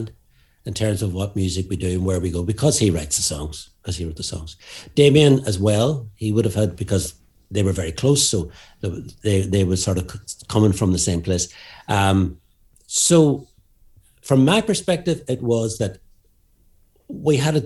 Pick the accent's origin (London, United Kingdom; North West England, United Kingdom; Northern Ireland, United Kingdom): Northern Ireland, United Kingdom; Derry; we're from Derry